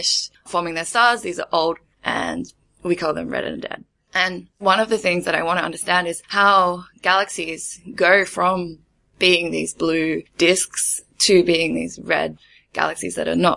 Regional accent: Australia; moved away as an adult; now in Germany; I'm an Australian studying for my PhD in Germany

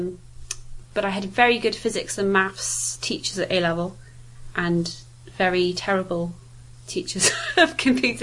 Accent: Wales, United Kingdom; now in Southampton, United Kingdom; the Welsh in me wouldn't let me say that I was from Southampton

